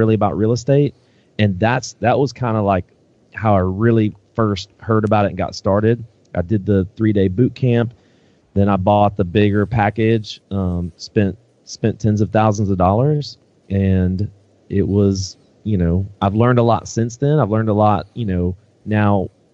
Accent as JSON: {"language": "English", "region": "Northwest Indiana", "country": "United States", "tie": "born or raised there", "moved": "as an adult", "lives_now": "Birmingham, United States", "said": "I'm originally from the Northwest Indiana area near Chicago"}